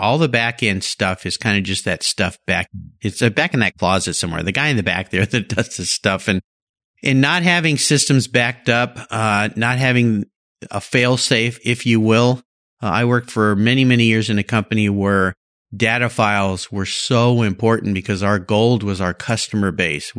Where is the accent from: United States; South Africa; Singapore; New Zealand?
United States; Southern California; I lived close to the ocean down in Southern California.